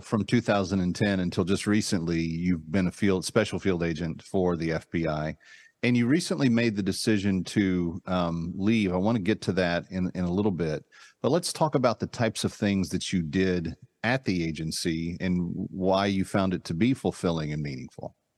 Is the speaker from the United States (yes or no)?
yes; Texas, United States; I am a Texan by birth